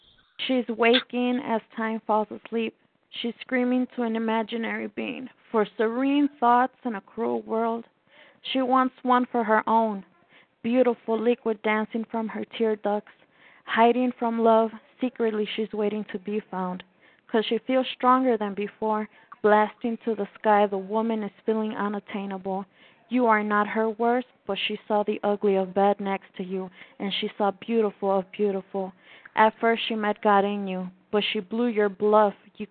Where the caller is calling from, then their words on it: Mexico City, Mexico; I am calling from Mexico City, Mexico.